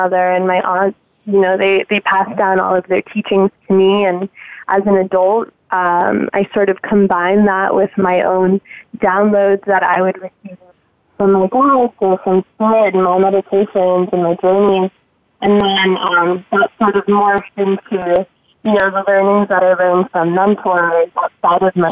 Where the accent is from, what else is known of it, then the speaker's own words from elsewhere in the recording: Miami, Florida, United States; I grew up in Miami, Florida, and I love where I'm from